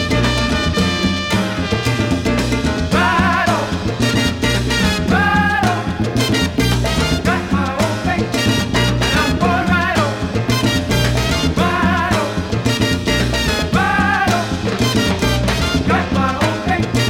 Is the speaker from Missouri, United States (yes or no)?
no; New York, United States; as a New Yorker myself, fifth generation New Yorker, I should say, on my dad's side